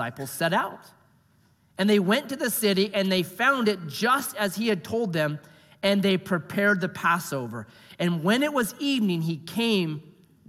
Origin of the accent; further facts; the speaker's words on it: United States; I'm an American